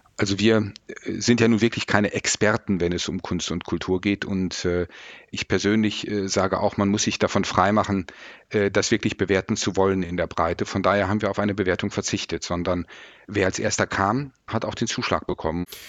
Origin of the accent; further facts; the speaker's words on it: Mettmann, North Rhine-Westphalia, Germany; meiner Heimatstadt Mettmann